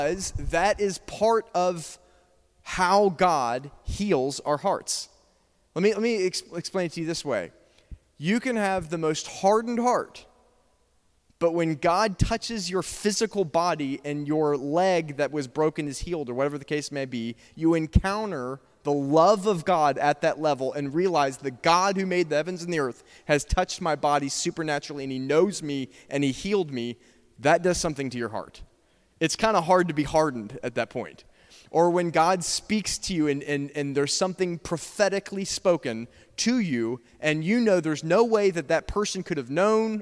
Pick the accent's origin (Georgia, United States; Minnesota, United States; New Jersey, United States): Georgia, United States; I'm from Georgia.